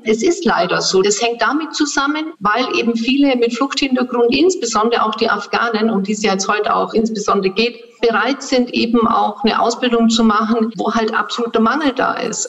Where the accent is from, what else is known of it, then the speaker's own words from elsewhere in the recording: Swabia, Germany; hier bei uns in Schwaben